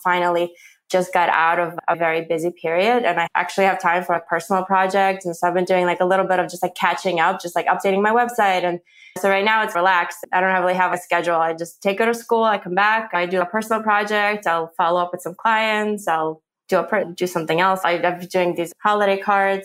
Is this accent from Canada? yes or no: no; Ukraine; now in New Jersey, United States; I come from Ukraine